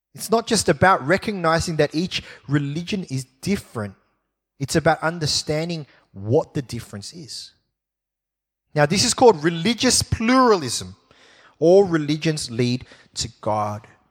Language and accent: English; Sydney, New South Wales, Australia; I was born here in Sydney, and I went to primary school, uh, at a school called Ermington Public School